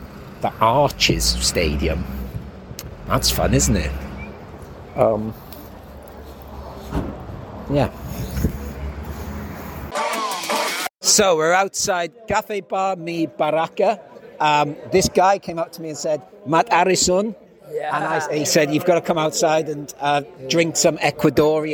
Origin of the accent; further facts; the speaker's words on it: Wales, United Kingdom; moved away; also born or lived in Horsham; I'm from Wales.